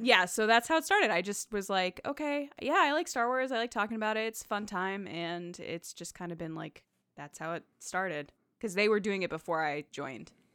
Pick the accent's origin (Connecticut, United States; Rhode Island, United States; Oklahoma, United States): Connecticut, United States